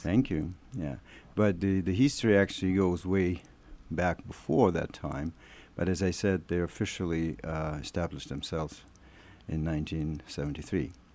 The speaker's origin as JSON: {"language": "English", "country": "Russia", "moved": "as an adult", "lives_now": "Winnipeg, Canada", "said": "I'm Russian. I came from Russia in 2000"}